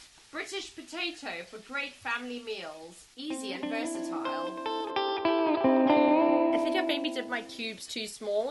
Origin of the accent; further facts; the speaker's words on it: South Africa; because we're South African